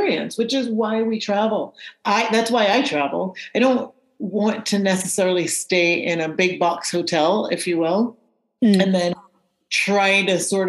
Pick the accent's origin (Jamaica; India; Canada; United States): Jamaica; Growing up in Jamaica, we call them prickles down there